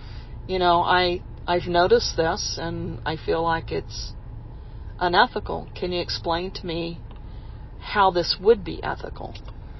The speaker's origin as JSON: {"language": "English", "region": "Texas", "country": "United States", "said": "my home state"}